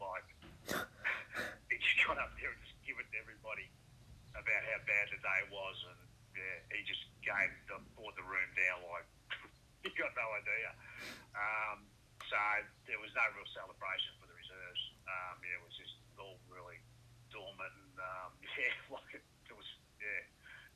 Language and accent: English; Essendon, Victoria, Australia; I was born in Essendon. I went to Essendon State School.